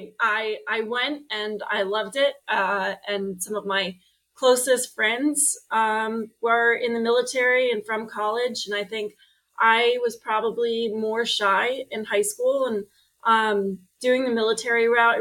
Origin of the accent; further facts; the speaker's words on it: Long Island, New York, United States; moved away as an adult; also born or lived in Burlington, Vermont; now in Portland, United States; I grew up on Long Island in Long Island